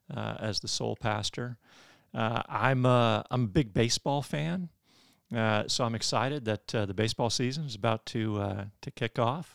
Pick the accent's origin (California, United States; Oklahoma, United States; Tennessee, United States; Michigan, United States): Michigan, United States; moved away as an adult; now in Birmingham, United States; I'm from Michigan. Uh, I grew up in Michigan